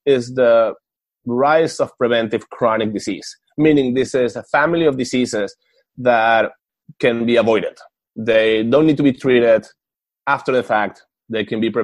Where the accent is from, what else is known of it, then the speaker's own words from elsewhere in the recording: Venezuela; moved away; I'm from Venezuela